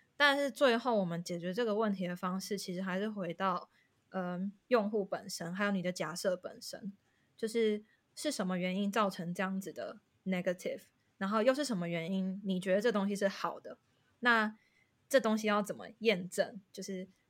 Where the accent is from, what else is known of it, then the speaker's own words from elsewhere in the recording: Taiwan; moved away as an adult; also born or lived in Netherlands / Singapore; now in London, United Kingdom; 身为台湾人